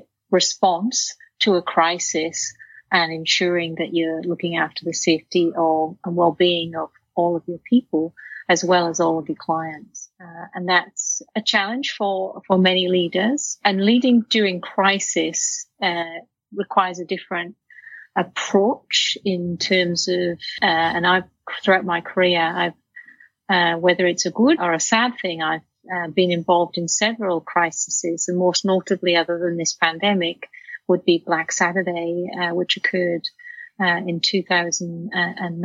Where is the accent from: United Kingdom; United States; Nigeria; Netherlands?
United Kingdom; Wales; now in Australia; I grew up in Wales in a working class family